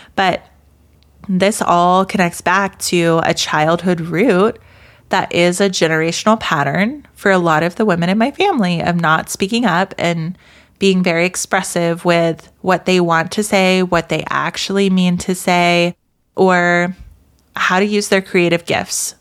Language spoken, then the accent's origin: English; American South, United States; I grew up in the American South